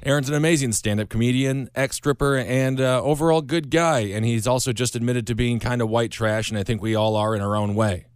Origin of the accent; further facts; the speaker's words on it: Wisconsin, United States; Wisconsin, the, the home state, my home state